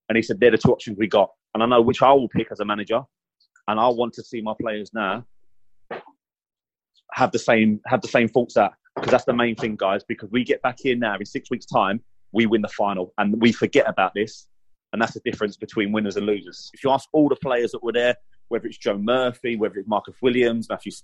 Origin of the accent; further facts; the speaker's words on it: England, United Kingdom; As an Englishman